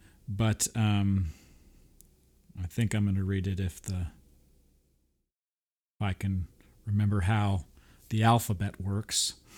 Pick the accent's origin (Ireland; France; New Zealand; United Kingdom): France; We come from France.